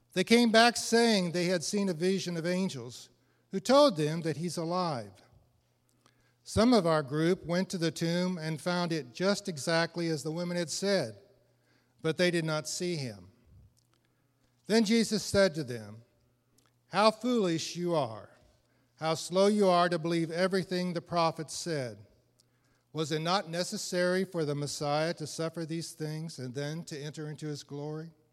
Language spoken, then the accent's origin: English; Illinois, United States; now in eastern Tennessee, United States; I'm from Illinois, but now I'm solidly planted in eastern Tennessee